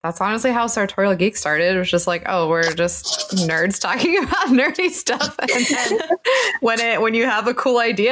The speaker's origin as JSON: {"language": "English", "region": "New York", "country": "United States", "said": "as a New Yorker"}